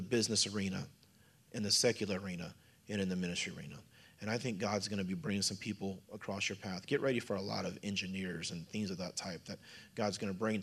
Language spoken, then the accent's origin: English; Missouri, United States; I'm from Missouri